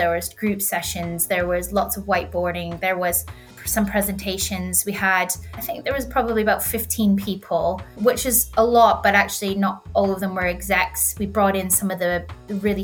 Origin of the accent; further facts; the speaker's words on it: Canada; moved away as an adult; also born or lived in London, United Kingdom; now in Cornwall, United Kingdom; I actually grew up basically the middle of nowhere in the foothills of the Rockies in Canada and moved to the UK to study the London School of Economics.